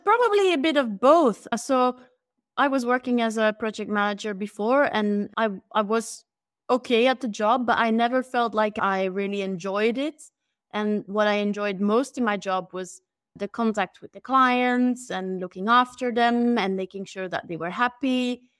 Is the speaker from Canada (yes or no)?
no; Belgium; moved away as an adult; also born or lived in London; I moved back to Belgium from London